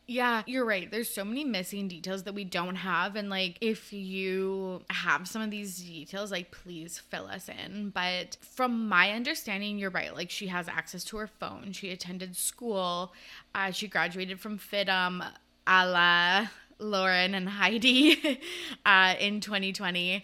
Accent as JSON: {"language": "English", "country": "Canada", "said": "I'm from Canada"}